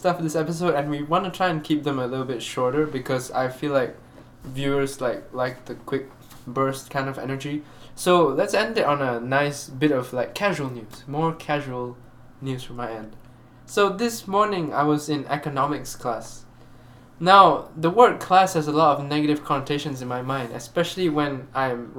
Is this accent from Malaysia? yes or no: yes; Malaysia; I'm Malaysian.